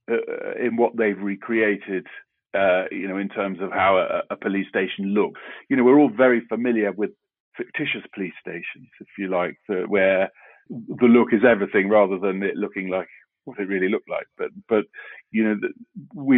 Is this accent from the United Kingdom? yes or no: yes; London, United Kingdom; I grew up in South London, and I went to school in South London.